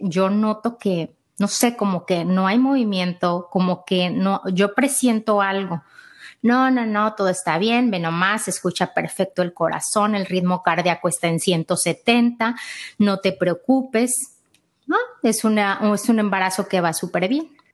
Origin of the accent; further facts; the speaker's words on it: Mexico; now in Austin, United States; soy mexicana, vivo aquí en Austin.